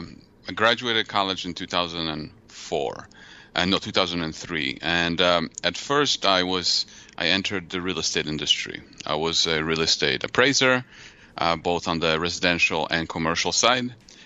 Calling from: Mishawaka, Indiana, United States; Well, I live in Indiana.

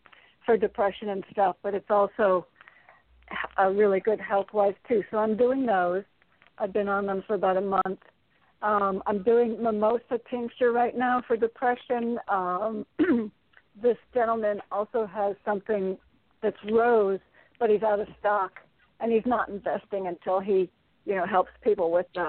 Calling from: Connecticut, United States; calling from Connecticut.

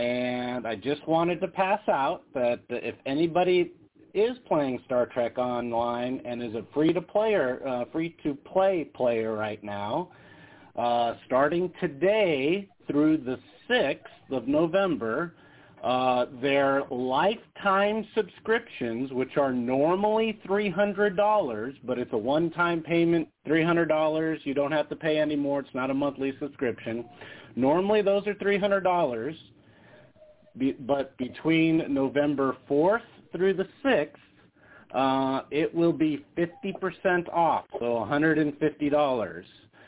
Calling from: Las Vegas, Nevada, United States; Hey, it's … from Vegas.

